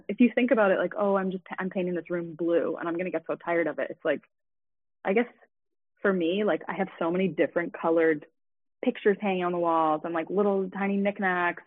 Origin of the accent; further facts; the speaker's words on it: Richmond Hill, Ontario, Canada; also born or lived in Toronto; I was born in Toronto, but we moved to Richmond Hill when I was like 5, so I lived there for like until I was finished high school.